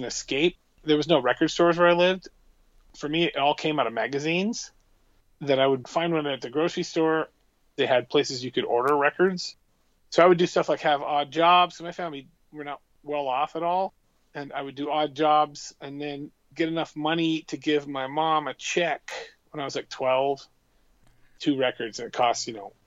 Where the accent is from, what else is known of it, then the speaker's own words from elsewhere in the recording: Montesano, Washington, United States; also born or lived in Morton, Washington; I moved from Morton, where I had some friends as a kid, to a town, Montesano, where I didn't have any friends